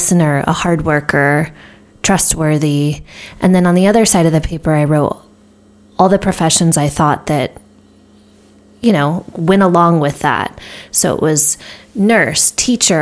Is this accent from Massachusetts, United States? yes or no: no; Southern California, United States; I grew up in Southern California